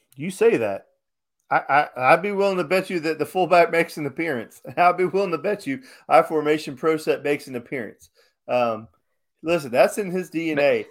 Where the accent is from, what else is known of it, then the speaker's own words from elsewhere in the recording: Chicago, Illinois, United States; I was born in Chicago